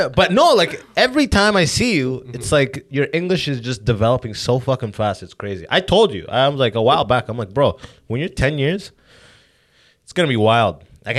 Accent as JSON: {"language": "English", "region": "California", "country": "United States", "tie": "born there", "said": "I was born in California. Why the fuck do I need to have an accent?"}